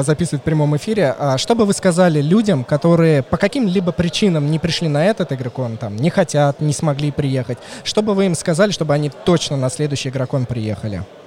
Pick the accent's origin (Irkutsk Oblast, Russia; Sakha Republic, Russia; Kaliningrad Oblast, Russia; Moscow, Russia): Moscow, Russia; я москвич